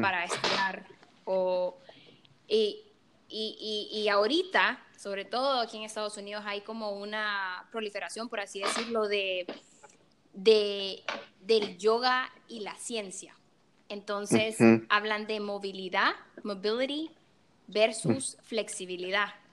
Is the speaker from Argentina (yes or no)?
no; El Salvador; now in Chicago, United States; Yo soy salvadoreña, 100% y orgullosa de ser de Salvador. Eso, desde pequeña lo supe